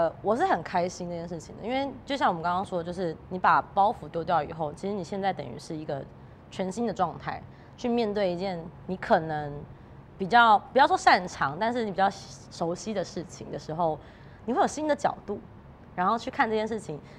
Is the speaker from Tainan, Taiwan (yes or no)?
yes; Tainan, Taiwan; moved away as an adult; 因为我是南部人，台南的小孩嘛，所以我大学就十八岁我才上台北。